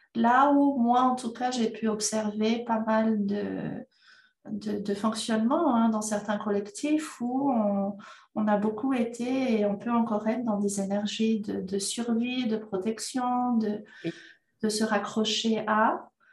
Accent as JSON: {"language": "French", "country": "Madagascar", "tie": "born or raised there", "said": "je suis née à Madagascar"}